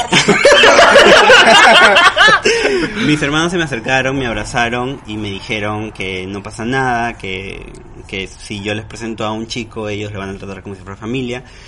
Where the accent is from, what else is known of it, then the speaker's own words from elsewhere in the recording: Huaral, Lima, Peru; yo soy de Huaral, venía a Lima